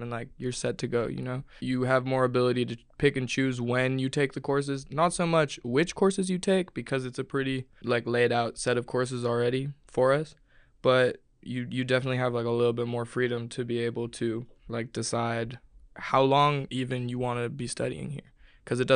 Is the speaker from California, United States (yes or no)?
yes; San Francisco, California, United States; moved away as an adult; now in Stuttgart, Germany; I'm from San Francisco, California